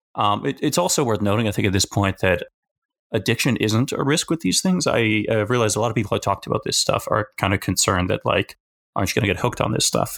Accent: Alberta, Canada; moved away as an adult; also born or lived in South Korea; now in Victoria, Canada; where I grew up in Alberta

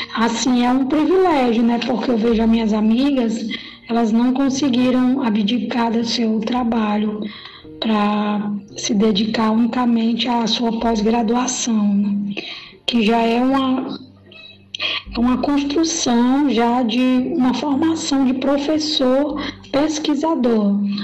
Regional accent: Jaguaruana, Ceará, Brazil; moved away as an adult; now in Fortaleza, Brazil; Eu nasci em Jaguaruana há 40 anos atrás. Sou filha de lá, de Jaguaruana. Vim para Fortaleza

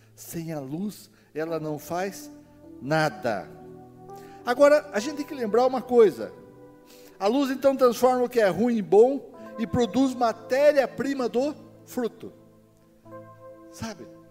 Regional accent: Castro, Paraná, Brazil; moved away; also born or lived in Ponta Grossa; Vim do interior do Paraná. Então, eu sou de Castro, capital do mundo

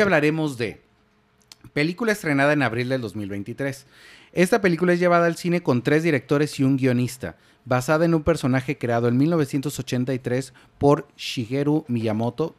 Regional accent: Mexico; como una mexicano normal

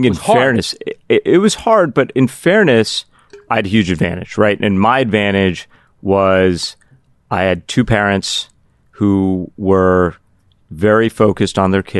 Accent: Cardiff, Wales, United Kingdom; born there; also born or lived in Pittsburgh; That's where I was born. I was born in Wales, Cardiff, Wales. Little known fact.

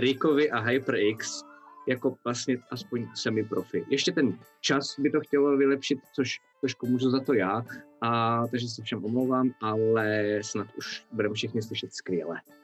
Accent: Czechia; Já nejsem angličan, já jsem Čech

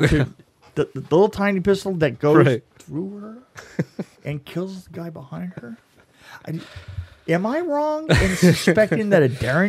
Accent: United Kingdom; I'm British, for God's sake. Don't hit me.

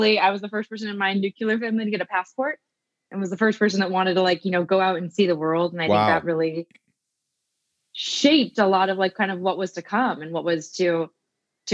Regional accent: Oregon, United States; now in Queens, New York, United States; I grew up in a small town in Oregon

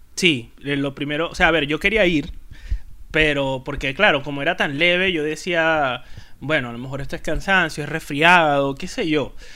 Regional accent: Venezuela; moved away as an adult; now in Spain; soy el único venezolano que trabaja

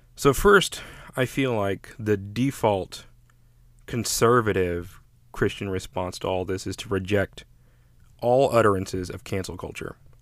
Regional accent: United States

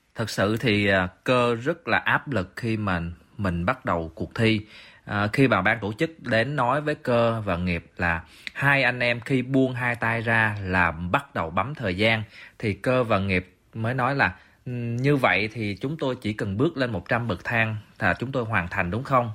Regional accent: Vietnam; chúng tôi là người Việt Nam

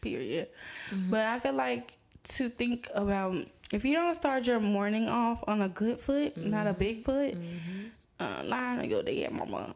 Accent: Atlanta, Georgia, United States; I'm from Atlanta

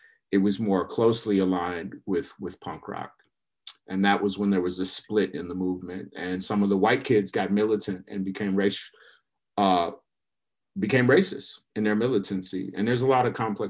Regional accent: Minneapolis, Minnesota, United States; moved away as an adult; also born or lived in Chicago, Illinois / St. Paul, Minnesota; now in Portland, United States; I grew up in the Midwest. So I was born in Chicago, lived there for the early part of my childhood, and wound up moving to Minneapolis and St. Paul

